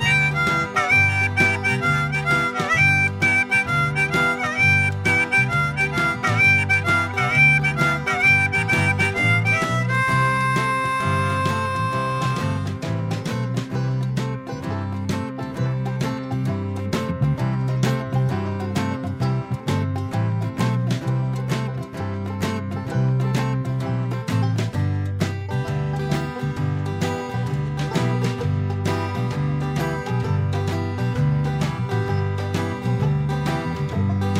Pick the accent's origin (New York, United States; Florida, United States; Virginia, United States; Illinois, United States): Virginia, United States; Norfolk; I'm from Norfolk, Virginia